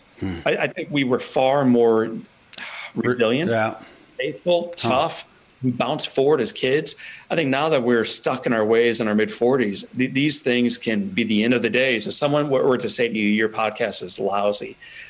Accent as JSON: {"language": "English", "country": "Italy", "tie": "born or raised there", "said": "it's as beautiful as the Italian sunsets I used to watch growing up in Italy."}